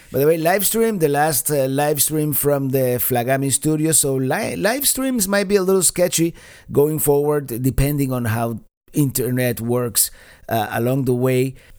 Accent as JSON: {"language": "English", "town": "Miami", "region": "Florida", "country": "United States", "tie": "born or raised there", "said": "Miami is, is, is, being my hometown is a city"}